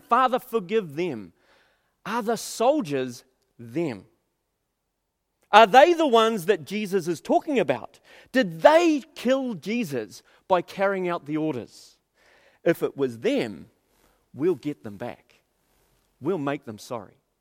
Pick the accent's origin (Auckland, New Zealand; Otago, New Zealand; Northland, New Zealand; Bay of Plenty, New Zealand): Auckland, New Zealand; we spent thirty years of my life, um, growing up in South Auckland